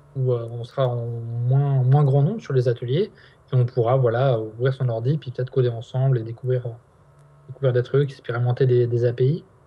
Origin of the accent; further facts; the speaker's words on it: Nantes, Pays de la Loire, France; on est nantais